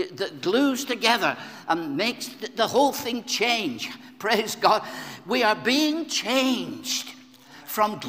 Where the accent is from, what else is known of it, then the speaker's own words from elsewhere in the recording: Blackburn, North West England, United Kingdom; In my hometown of Blackburn in Lancashire, when I was a small boy